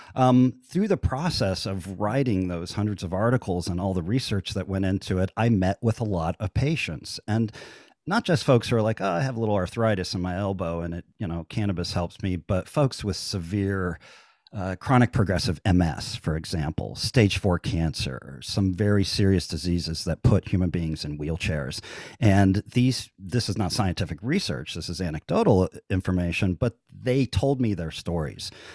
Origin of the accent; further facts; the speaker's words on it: central Ohio, United States; now in Las Vegas, United States; I grew up in Ohio